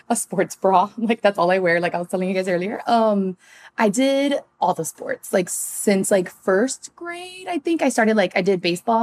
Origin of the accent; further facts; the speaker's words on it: Miami, Florida, United States; now in Los Angeles, United States; I'm also from Miami